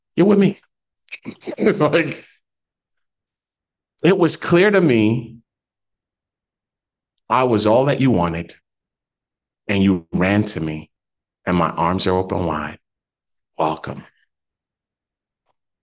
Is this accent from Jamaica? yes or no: yes; Jamaica; I'm Jamaican